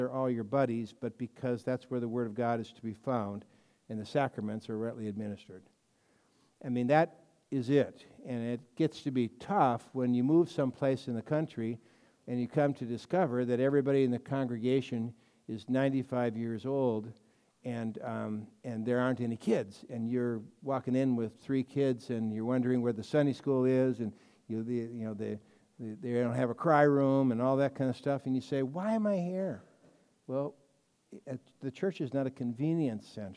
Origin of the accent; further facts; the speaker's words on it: Colorado, United States; When we were growing up in Colorado